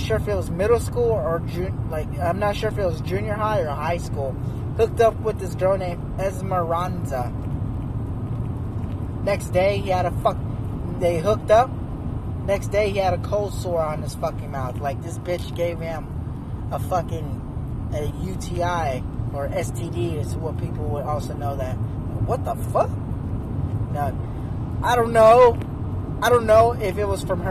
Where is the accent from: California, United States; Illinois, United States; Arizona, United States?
Arizona, United States; near Scottsdale; I grew up somewhat near Scottsdale